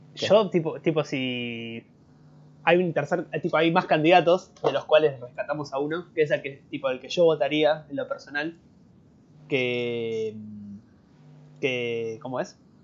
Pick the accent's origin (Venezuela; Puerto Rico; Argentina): Argentina; acá en Argentina